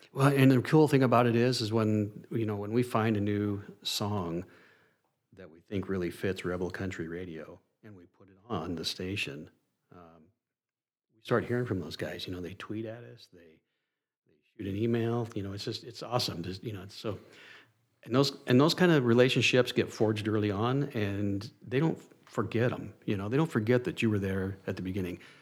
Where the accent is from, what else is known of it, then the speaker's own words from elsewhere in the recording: Soda Springs, Idaho, United States; also born or lived in Boise, Idaho / Phoenix, Arizona; Soda Springs, Idaho, my hometown